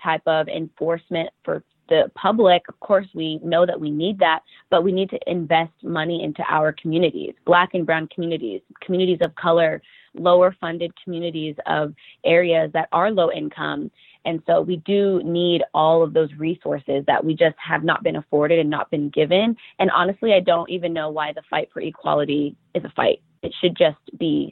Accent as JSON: {"language": "English", "country": "United States", "tie": "born or raised there"}